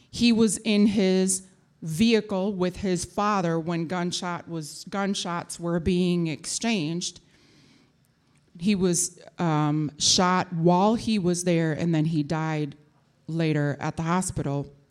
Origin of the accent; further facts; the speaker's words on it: Minneapolis, Minnesota, United States; My mother, um, brought me to North Minneapolis, which is where we lived and where I went to school.